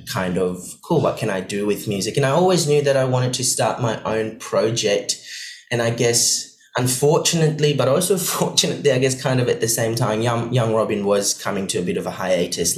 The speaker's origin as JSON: {"language": "English", "country": "Maldives", "tie": "born or raised there", "moved": "yes", "lives_now": "Perth, Australia", "said": "So I grew up in the Maldives. My mum's from Switzerland. My dad's from the Maldives. But I spent most of my life growing up in the Maldives in a tiny, tiny island."}